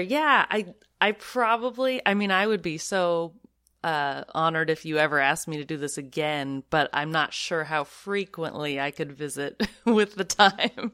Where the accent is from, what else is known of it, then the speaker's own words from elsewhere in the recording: the Northwest, Pacific Northwest, United States; moved away; I'm from the Northwest originally